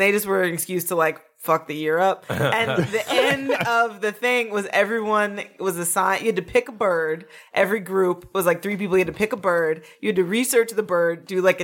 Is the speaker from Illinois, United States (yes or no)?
yes; River Forest, Illinois, United States; I grew up in River Forest, so in the west suburbs.